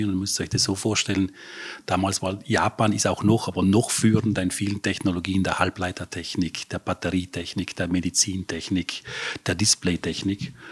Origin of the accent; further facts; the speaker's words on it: Trentino-Alto Adige, Italy; born there; also born or lived in Vienna; Ja, ich bin in, in Südtirol geboren und habe nach der HTL in Wien Elektrotechnik studiert.